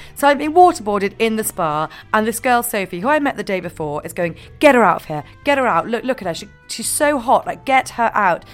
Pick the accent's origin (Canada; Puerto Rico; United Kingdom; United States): United Kingdom; Scotland; I'm from Scotland